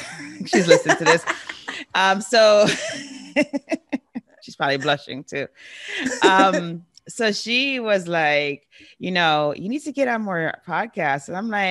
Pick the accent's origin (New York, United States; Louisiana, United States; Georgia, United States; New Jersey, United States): New York, United States; New York City; now in Guam; I grew up in New York City, so that's awesome.